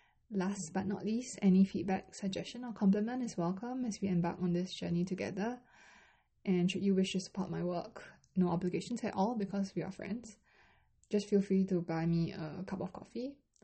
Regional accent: Singapore; first language Mandarin; I'm a Chinese Singaporean and I grew up mostly speaking English or Singlish with Mandarin and Chinese as my mother tongue.

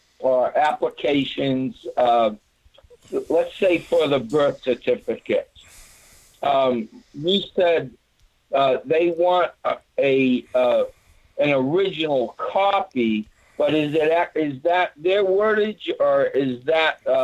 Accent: Massachusetts, United States; now in Arkansas, United States; I'm now living in Arkansas, but I was born and grew up in Massachusetts

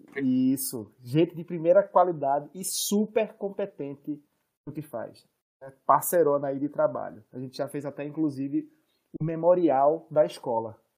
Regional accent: Northeast Region, Brazil; da nossa região

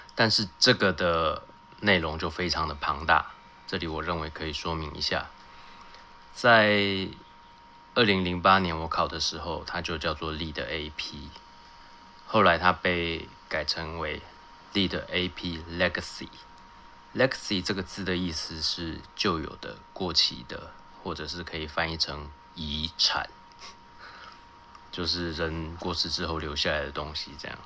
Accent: Taiwan; 我人在台湾，我在台湾长大

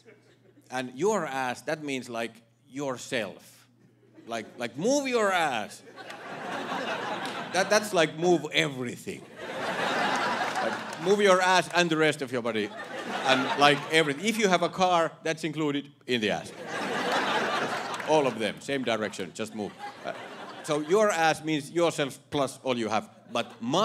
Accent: Finland; English is a second language; moved away as an adult; now in United States; I am from Finland

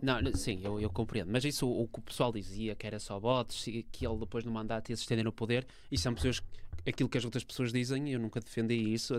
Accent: Portugal; enquanto europeu e enquanto português.

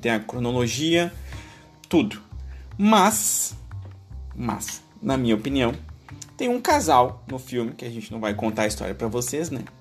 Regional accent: Rio Grande do Sul, Brazil; sim, nós somos gaúchos.

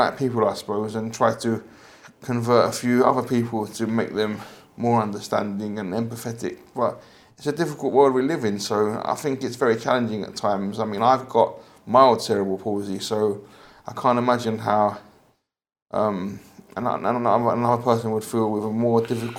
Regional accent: London, United Kingdom; I was born in the UK, Forest Gate

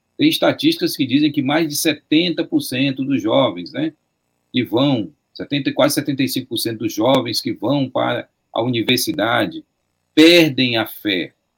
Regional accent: Fortaleza, Ceará, Brazil; originalmente eu cresci dentro de uma igreja batista regular em Fortaleza

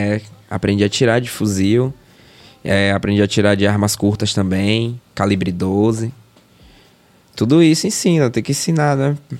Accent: Feira de Santana, Bahia, Brazil; moved away as an adult; now in Salvador, Brazil; sou de Feira de Santana, nasci em 91. É, sou de família humilde, tá ligado? Morador de periferia.

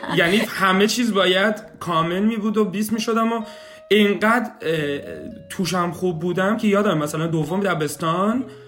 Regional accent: Shiraz, Fars, Iran; moved away as an adult; also born or lived in Kitchener-Waterloo, Canada; now in Kitchener, Canada; سال 67 به دنیا اومدم اهل شیراز هستم

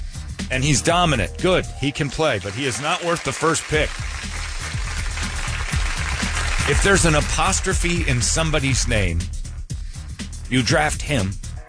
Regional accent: Phoenix, Arizona, United States; I was a Suns fan growing up. I grew up in Phoenix.

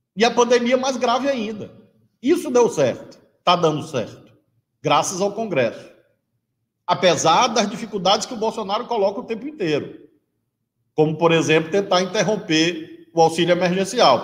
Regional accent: Brazil; assim como brasileiro

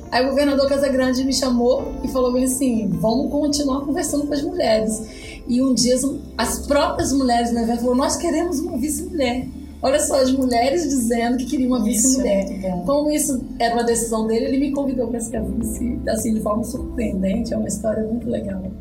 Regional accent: Espírito Santo, Brazil

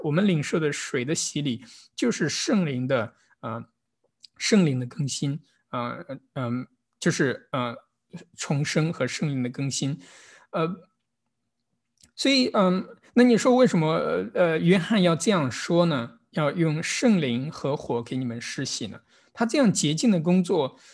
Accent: Kaifeng, Henan, China; now in Los Angeles, United States; 我来自河南开封

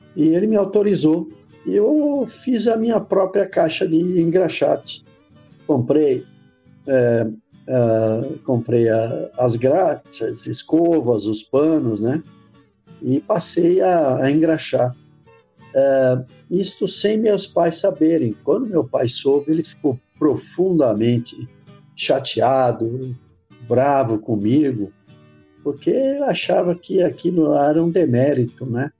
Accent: São Caetano do Sul, São Paulo, Brazil; Meu avô, um, um tio e um primo trabalhavam é, num cinema em São Caetano do Sul, aqui na região do ABC, onde eu nasci

